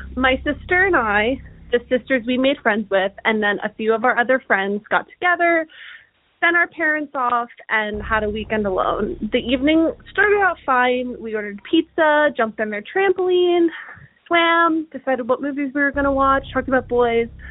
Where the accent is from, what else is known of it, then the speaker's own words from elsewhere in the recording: Hershey, Pennsylvania, United States; now in Pittsburgh, United States; Hershey, uh, which is where I grew up